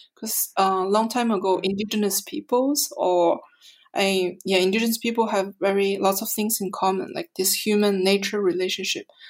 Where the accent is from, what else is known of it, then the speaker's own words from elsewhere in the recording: Mongolia; also born or lived in Montreal, Canada; now in Berlin, Germany; I'm a Canadian artist from Montreal, um, originally from Mongolia.